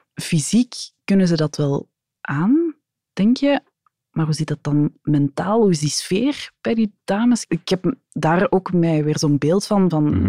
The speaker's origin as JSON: {"language": "Dutch", "town": "Antwerp", "region": "Flanders", "country": "Belgium", "said": "Ik als Antwerpenaar kom daar eigenlijk niet zo graag"}